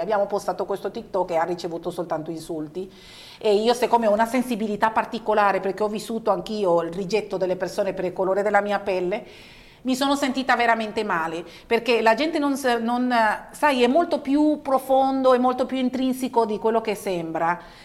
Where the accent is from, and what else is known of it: Venezuela; born or raised there; now in Italy